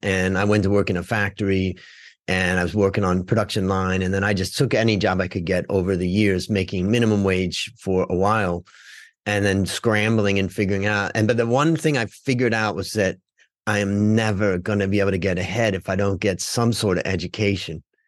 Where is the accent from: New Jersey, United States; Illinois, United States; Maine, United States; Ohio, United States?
Ohio, United States; Cleveland; I grew up in Cleveland